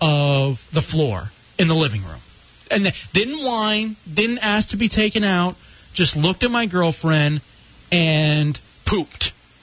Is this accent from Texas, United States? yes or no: yes; Grand Prairie, Texas, United States; moved away; I grew up in Texas in the Dallas area, Grand Prairie.